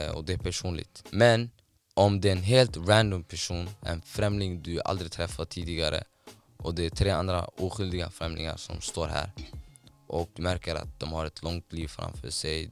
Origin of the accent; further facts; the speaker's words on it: Somalia; now in Sweden; hemlandet där jag är uppvuxen och eh, född